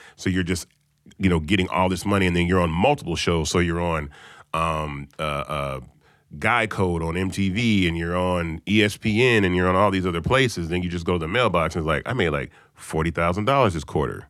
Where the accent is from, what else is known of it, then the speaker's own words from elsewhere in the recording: Memphis, Tennessee, United States; now in Atlanta, United States; I'm from Memphis